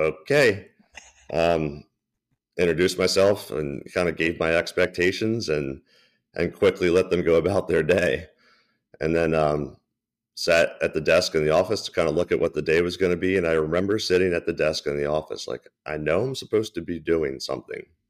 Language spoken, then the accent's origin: English; Baltimore, Maryland, United States; born and raised in Baltimore, so it's, it's cool to work where I was born and raised